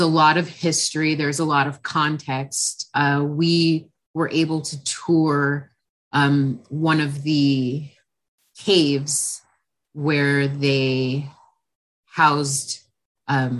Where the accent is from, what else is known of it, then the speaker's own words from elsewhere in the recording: Carson, California, United States; I'm actually from Los Angeles, California. I'm a second generation. I actually live in a small city called Carson, which is, I'm actually a third generation Carsonian